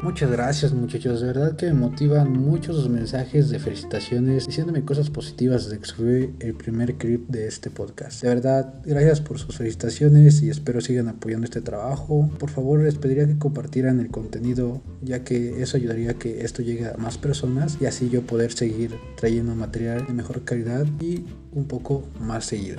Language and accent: Spanish; Mexico; así somos los mexicanos, alegres y simpáticos